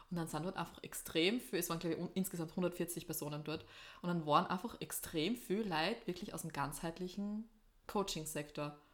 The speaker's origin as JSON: {"language": "German", "region": "East Styria", "country": "Austria", "said": "Oststeiermark eigentlich mehr. Also eigentlich eher dort, wo ich herkomme"}